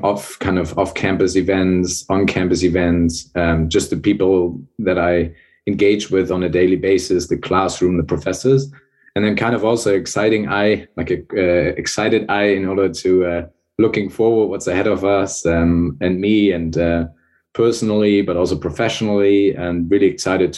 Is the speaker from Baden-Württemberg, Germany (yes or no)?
no; Hamburg, Germany; moved away as an adult; also born or lived in Bremen; I was born and raised in Northern Germany, born in Bremen, raised in Hamburg.